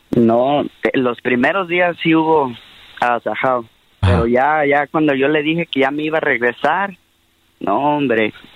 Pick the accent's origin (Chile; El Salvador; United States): United States; born or raised there; also born or lived in Mexico